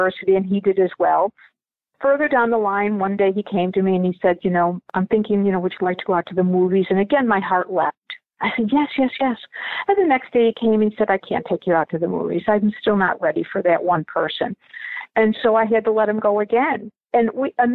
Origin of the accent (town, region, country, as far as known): Buffalo, New York, United States; born or raised there; also born or lived in Dublin, Ireland